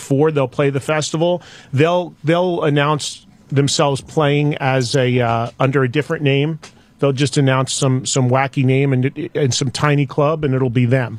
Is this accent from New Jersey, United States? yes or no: yes; New Jersey, United States; I went to the local radio station that I grew up with in Jersey